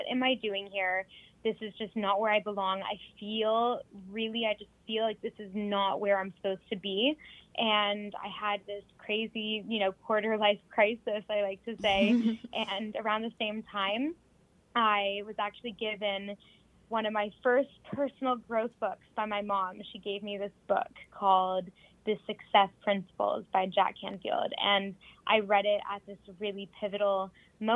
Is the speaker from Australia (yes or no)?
no; Toronto, Ontario, Canada; moved away as an adult; now in London, United Kingdom; I grew up in Toronto, Canada, born and raised there. I moved to London, England about 3.5